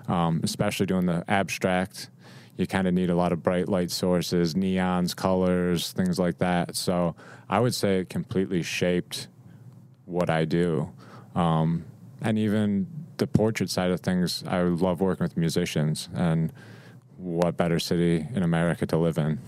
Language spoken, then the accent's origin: English; Rochester, New York, United States; moved away as an adult; now in Nashville, United States; I grew up in Rochester, so Kodak was a big thing.